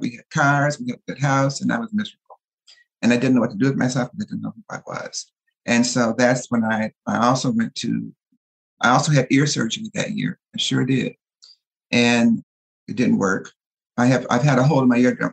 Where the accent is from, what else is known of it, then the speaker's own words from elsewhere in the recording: Detroit, Michigan, United States; now in Los Angeles, United States; I grew up in Detroit, Michigan